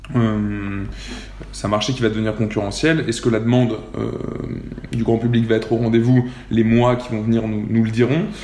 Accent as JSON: {"language": "French", "town": "Clermont-Ferrand", "region": "Auvergne-Rhône-Alpes", "country": "France", "also_born_or_lived": "Lyon / Nantes", "moved": "as an adult", "said": "je viens de Clermont-Ferrand, j'ai fait ma prépa à Lyon"}